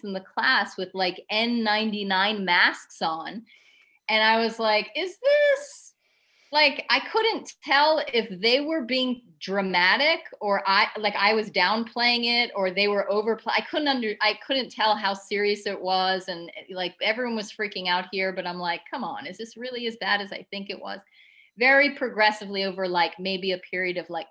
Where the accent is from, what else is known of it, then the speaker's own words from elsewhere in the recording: United States; moved away as an adult; also born or lived in Thailand; now in China; I'm an American